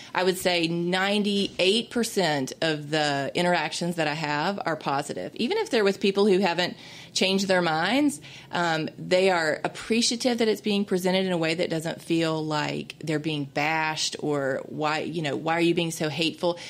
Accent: Mississippi, United States; this is my home state. I was born and raised here

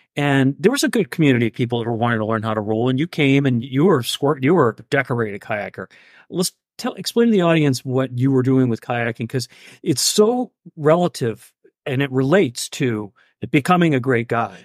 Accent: Mount Vernon, Maine, United States; I grew up in Mount Vernon

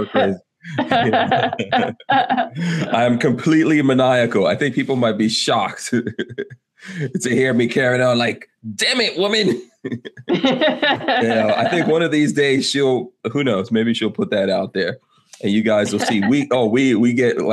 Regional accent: Guyana; moved away; And I was born in South America, and there's definitely Native Indians in Guyana where I was born.

